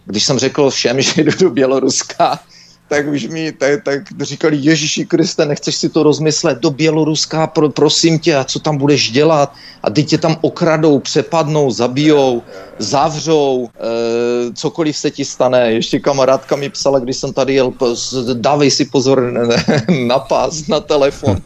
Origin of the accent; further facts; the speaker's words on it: Czechia; moved away; also born or lived in Canada; jako správní Češi